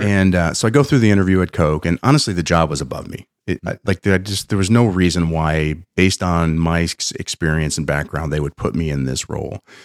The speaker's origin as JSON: {"language": "English", "region": "Pennsylvania", "country": "United States", "tie": "born or raised there", "said": "I'm from Pennsylvania"}